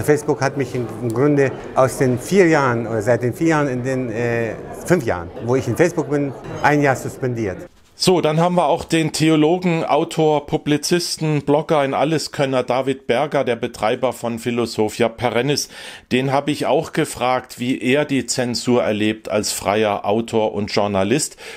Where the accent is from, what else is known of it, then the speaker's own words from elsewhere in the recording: Germany; now in France; wo ich das Land, meine Heimat von Frankreich aus beobachten konnte